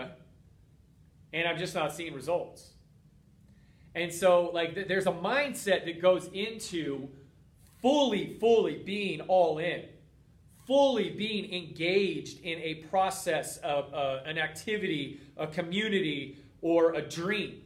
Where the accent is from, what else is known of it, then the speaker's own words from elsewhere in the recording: Boulder, Colorado, United States; moved away; my hometown of Boulder, Colorado